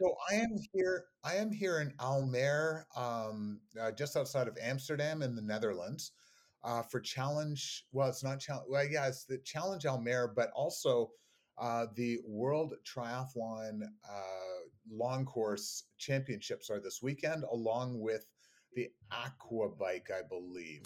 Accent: Canada; me being Canadian

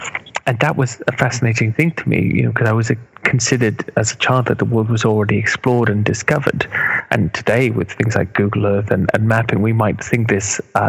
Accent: Cardiff, Wales, United Kingdom; moved away as an adult; now in London, United Kingdom; Although I don't have the accent, that's Wales, Cardiff and Wales is where I grew up and lived much of my life until I came to London.

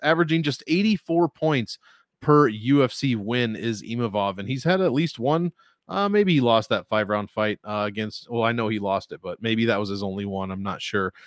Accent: United States; as an American

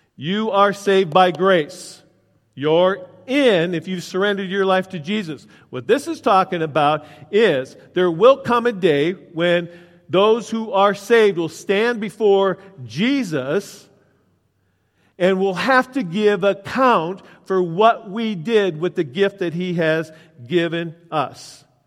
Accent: United States; I grew up out in Wilmer, the closest mechanic was in Chicago

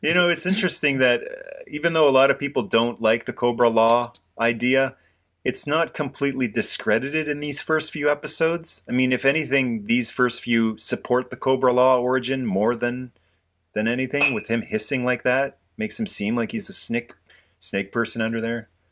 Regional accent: Canada; as a Canadian guy

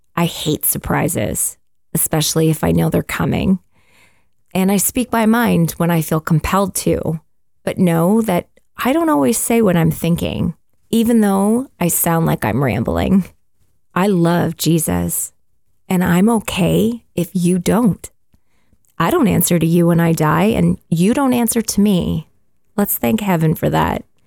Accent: Canada; And we're Canadian, we live in Canada

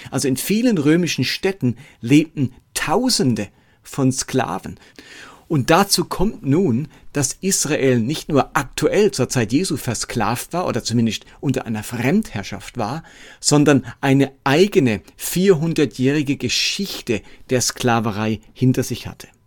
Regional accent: Lörrach, Baden-Württemberg, Germany; now in Erlangen, Germany; Ab Sommer ziehe ich wieder zurück nach Lörrach in meine alte Heimat

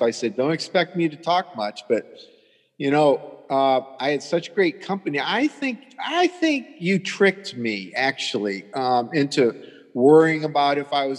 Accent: Toledo, Ohio, United States; now in Florida, United States; I'm from here. I'm from Holy Toledo, and it's not just a saying, but yeah, we moved to Florida, and from Ohio

